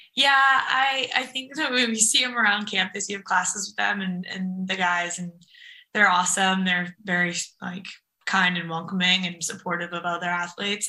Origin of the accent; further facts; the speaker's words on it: Napa, California, United States; moved away as an adult; also born or lived in San Francisco / North Carolina; we're from Napa, but we both went to high school in San Francisco